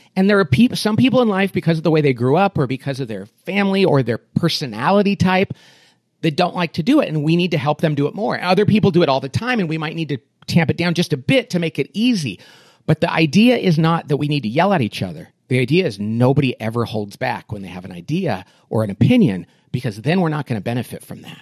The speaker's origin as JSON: {"language": "English", "town": "Bakersfield", "region": "California", "country": "United States", "tie": "born or raised there", "said": "I grew up in Bakersfield, California, which is a little slice of Oklahoma in the middle of California"}